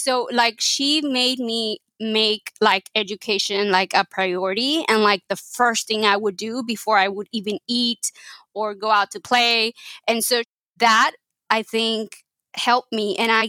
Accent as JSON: {"language": "English", "region": "Texas", "country": "United States", "tie": "born there", "first_language": "Spanish", "second_language": "English", "said": "And so obviously Spanish was my primary language and my only language till I was 10. But I was born in Texas"}